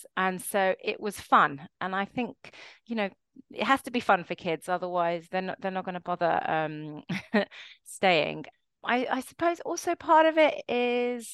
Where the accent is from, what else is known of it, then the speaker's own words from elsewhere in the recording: London, United Kingdom; also born or lived in New York; So I grew up in London, in one of the suburbs in Stanmore